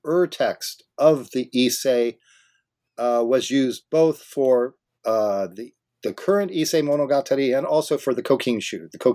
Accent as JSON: {"language": "English", "region": "Southern California", "country": "United States", "tie": "born or raised there", "moved": "yes", "lives_now": "Vancouver, Canada", "said": "I grew up in Southern California"}